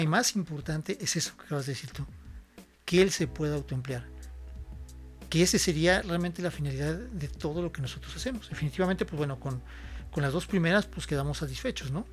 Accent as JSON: {"language": "Spanish", "town": "San Miguel de Allende", "region": "Guanajuato", "country": "Mexico", "tie": "born or raised there", "also_born_or_lived": "Celaya", "said": "soy este originario de San Miguel, soy san miguelense de corazón, he vivido toda mi vida aquí en San Miguel"}